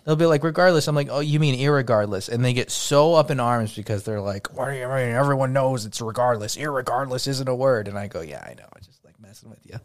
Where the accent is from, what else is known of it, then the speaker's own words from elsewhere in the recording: United States; I was from Estados Unidos